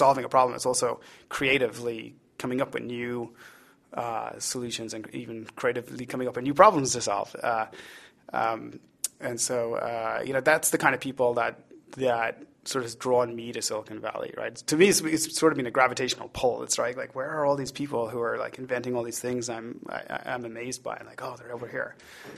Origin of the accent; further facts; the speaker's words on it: Ireland; accent: Irish; The Irish card. You know, the problem I have is that my accent is getting corrupted. People used to say it was mid-Atlantic, which I think was an apologetic phrase for saying that it's sort of been diluted. Now they're like, are you Irish?